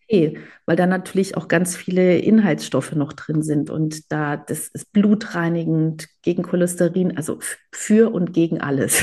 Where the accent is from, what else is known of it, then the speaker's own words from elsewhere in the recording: Germany; ich bin in Deutschland geboren und aufgewachsen